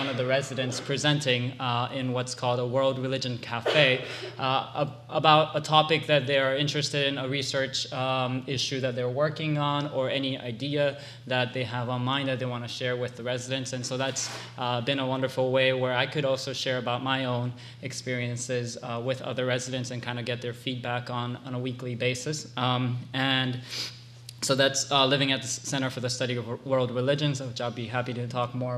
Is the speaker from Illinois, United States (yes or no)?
no; Hawaii, United States; moved away as an adult; also born or lived in Japan; I'm originally from Japan, but I grew up in Hawaii